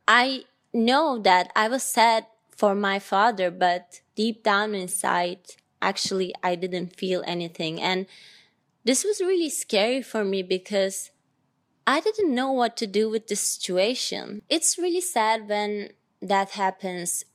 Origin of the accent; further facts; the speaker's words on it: Ankara, Turkey; I was born in Ankara, Turkey.